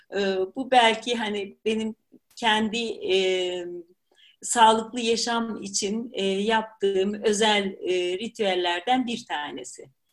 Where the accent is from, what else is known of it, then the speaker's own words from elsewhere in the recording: Black Sea Region, Turkey; moved away; also born or lived in Germany; Karadenizliyim sonuçta.